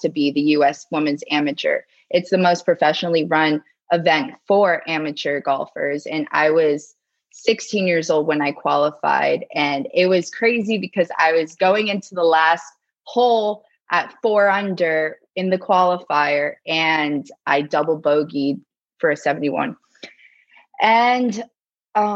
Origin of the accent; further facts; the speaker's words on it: South Florida, United States; also born or lived in New Jersey; now in Tampa, United States; I was born and raised in South Florida and then went to college in South Florida